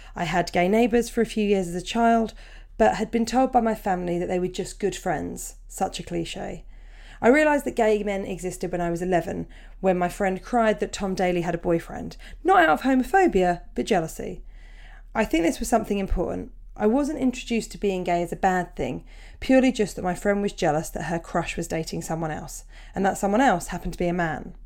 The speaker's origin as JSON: {"language": "English", "town": "Portsmouth", "region": "South East England", "country": "United Kingdom", "tie": "born or raised there", "said": "it's my hometown gig"}